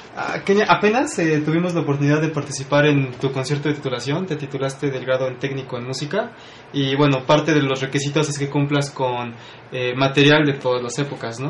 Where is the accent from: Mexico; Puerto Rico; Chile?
Mexico; Puebla; somos pocos los poblanos